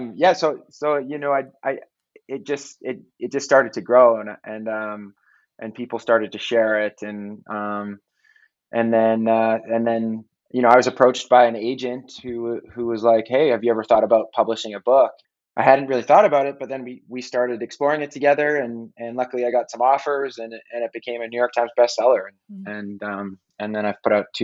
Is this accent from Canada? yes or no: yes; Canada; moved away as an adult; now in United States; I'm Canadian